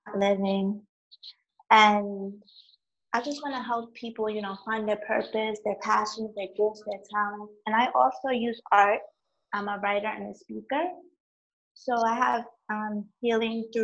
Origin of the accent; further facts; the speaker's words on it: New York City, New York, United States; I'm from New York City